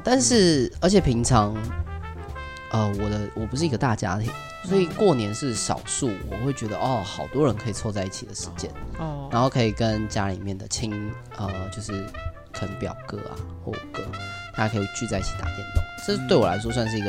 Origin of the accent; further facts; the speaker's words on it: Taipei, Taiwan; 对我其实我是台北人，但我不知道其他人会不会有这个。